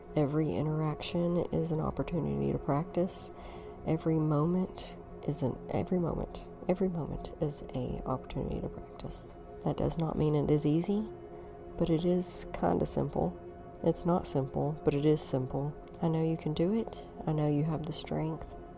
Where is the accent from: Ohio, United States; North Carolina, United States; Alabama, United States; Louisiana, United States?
Alabama, United States; North; I was born and raised in the Bible Belt, North Alabama